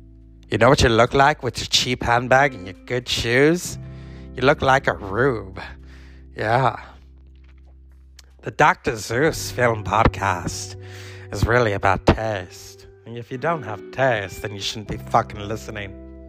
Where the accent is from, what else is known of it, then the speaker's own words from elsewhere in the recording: Wales, United Kingdom; As a Welsh actor, we don't really have a lot of podcasts.